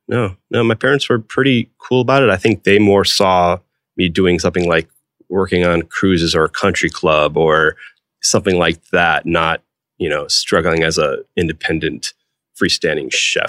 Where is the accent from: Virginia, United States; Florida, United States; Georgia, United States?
Georgia, United States; Atlanta; Maybe it was because I was from Atlanta and he opened up Seeger's in Atlanta.